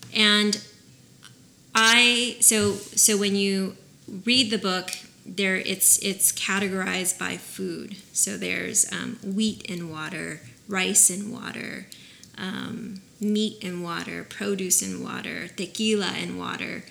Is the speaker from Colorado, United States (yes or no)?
no; Oxnard, California, United States; I'm from Oxnard